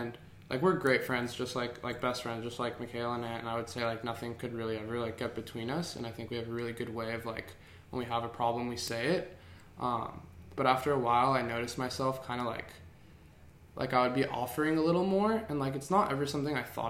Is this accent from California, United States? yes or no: yes; Santa Monica, California, United States; I was born in Santa Monica